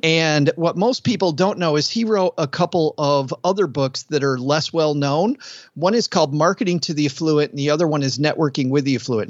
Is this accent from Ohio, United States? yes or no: no; West Michigan, United States; I grew up in West Michigan, and it was all cornfield